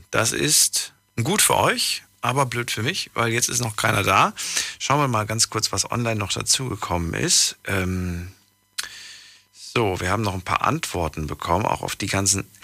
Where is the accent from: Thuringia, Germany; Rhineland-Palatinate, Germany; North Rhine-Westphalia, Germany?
Rhineland-Palatinate, Germany; near Trier